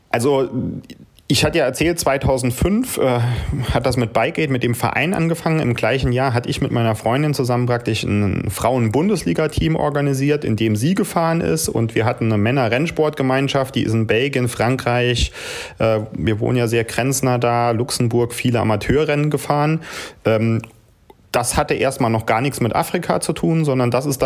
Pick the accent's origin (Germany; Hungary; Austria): Germany; St. Wendel, Saarland; wir kommen da aus Saarland, St. Wendel